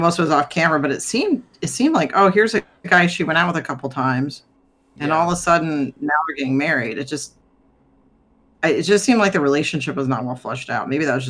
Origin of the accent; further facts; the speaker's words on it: United States; I'm American